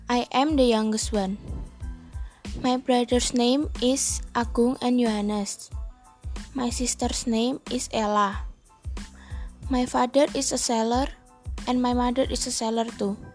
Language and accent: English; Semarang, Central Java, Indonesia; I am from Semarang.